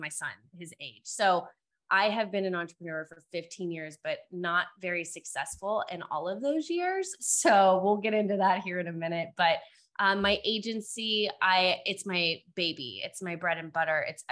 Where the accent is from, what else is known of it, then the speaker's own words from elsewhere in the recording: Cincinnati, Ohio, United States; now in Dallas, United States; So I currently live in Dallas, Texas. I'm originally from Cincinnati, Ohio